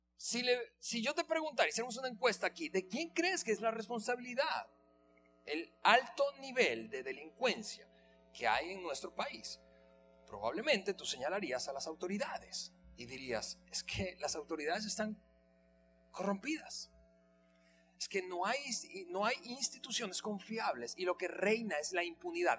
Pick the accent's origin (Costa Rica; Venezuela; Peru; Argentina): Venezuela; moved away as an adult; now in Mexico; yo tengo siete aquí, así que yo soy más mexicano que venezolano